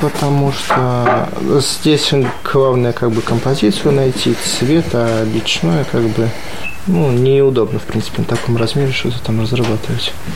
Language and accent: Russian; Sharkawshchyna, Vitebsk Region, Belarus; moved away; Я из Витебской области, из Полоцкой епархии.